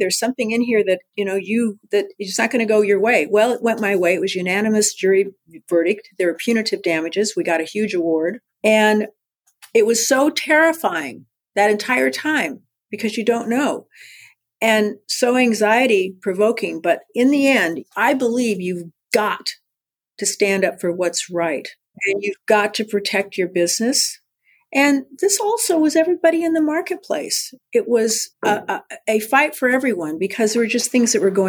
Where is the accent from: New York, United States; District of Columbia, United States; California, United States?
California, United States; San Diego; I was born in San Diego at Mercy Hospital